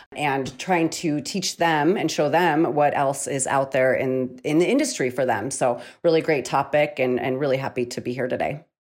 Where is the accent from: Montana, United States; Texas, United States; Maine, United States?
Montana, United States; Missoula; right here in my hometown of Missoula, Montana